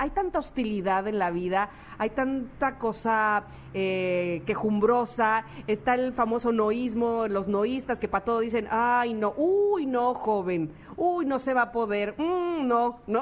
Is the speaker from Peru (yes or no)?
no; Mexico; los mexicanos